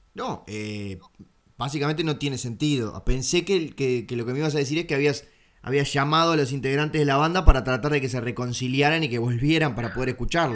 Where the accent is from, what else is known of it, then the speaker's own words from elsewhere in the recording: Uruguay; soy el uruguayo ganso que se pasa mirando canales argentinos